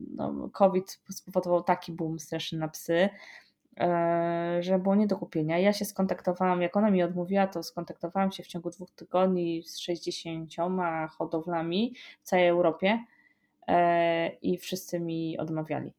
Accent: Poland; jestem z Polski

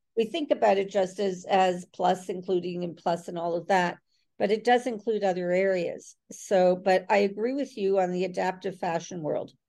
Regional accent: Toronto, Ontario, Canada; in Canada and I am from from Toronto

